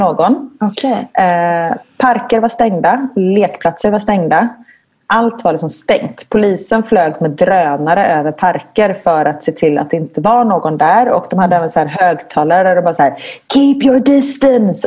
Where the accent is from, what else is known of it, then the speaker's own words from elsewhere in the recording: Gothenburg, Västra Götaland, Sweden; moved away as an adult; now in Belgium; jag kommer från Göteborg